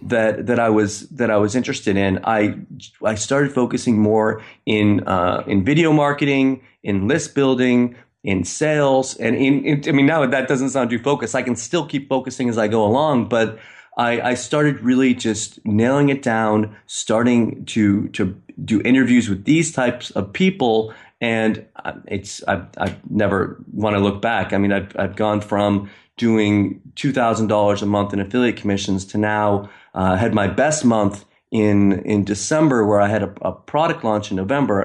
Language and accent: English; Maine, United States; moved away as an adult; now in Istanbul, Turkey; I'm from Maine, but I'm in Istanbul